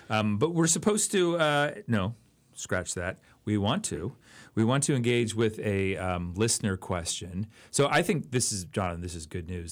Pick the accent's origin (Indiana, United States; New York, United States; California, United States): California, United States; Oakland; I grew up in Oakland, California